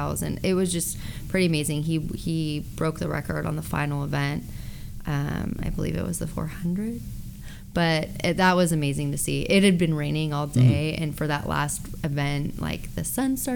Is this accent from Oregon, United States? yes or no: yes; Lake Oswego, Oregon, United States; I grew up in Lake Oswego